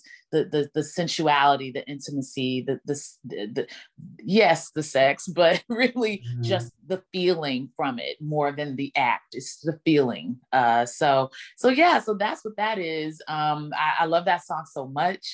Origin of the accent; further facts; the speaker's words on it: Dallas, Texas, United States; now in Brooklyn, United States; my hometown in Dallas